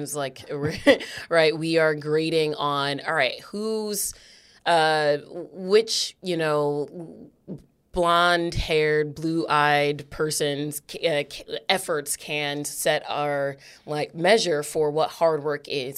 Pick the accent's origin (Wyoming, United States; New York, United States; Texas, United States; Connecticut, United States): Connecticut, United States; New Haven; I am a Black woman who was, uh, raised, born, raised, and stayed in New Haven.